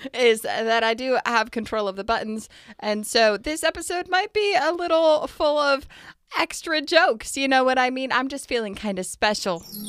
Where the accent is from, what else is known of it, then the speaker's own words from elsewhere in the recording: United States; as an American